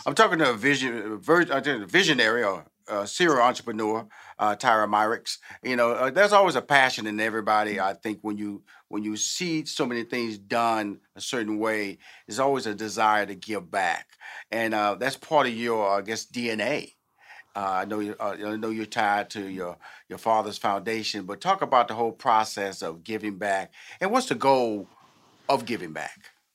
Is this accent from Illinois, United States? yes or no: no; Houston, Texas, United States; also born or lived in New York / Chicago / Los Angeles; now in Atlanta, United States; I'm born and raised in Houston